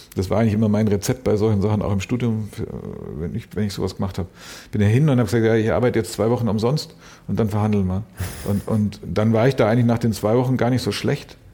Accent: Munich, Bavaria, Germany; der Teil, wo ich aufgewachsen bin

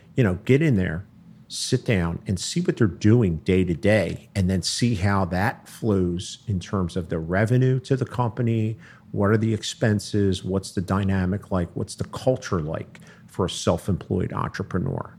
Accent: Philadelphia, Pennsylvania, United States; moved away as an adult; also born or lived in South Jersey; now in Cherry Hill, United States; I grew up in, I grew up in Philly.

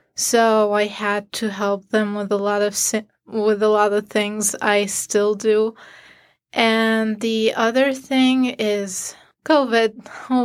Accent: Syria; moved away as an adult; now in Syracuse, United States; I'm from Syria

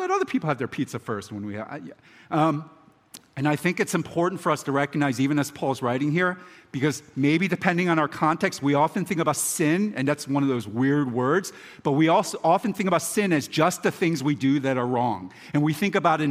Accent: Philadelphia, Pennsylvania, United States; now in Baltimore, United States; I'm from Philadelphia, and I'm now, obviously, I'm a homer in Baltimore.

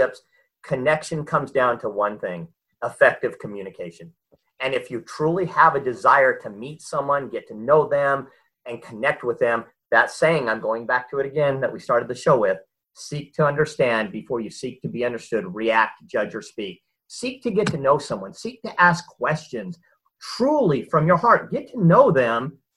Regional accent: Southern California, United States; moved away as an adult; now in Utah, United States; I grew up in Southern California as a Southern California beach boy. I've since been transplanted to Utah and lived here most of my life

